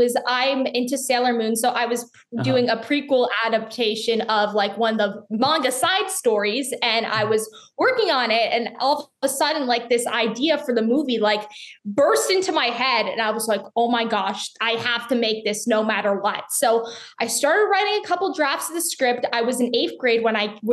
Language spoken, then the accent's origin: English; Charlotte, North Carolina, United States; my hometown in Charlotte